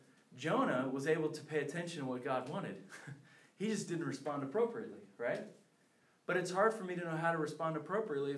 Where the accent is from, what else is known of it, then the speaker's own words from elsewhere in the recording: Philadelphia, Pennsylvania, United States; I'm from the Philadelphia area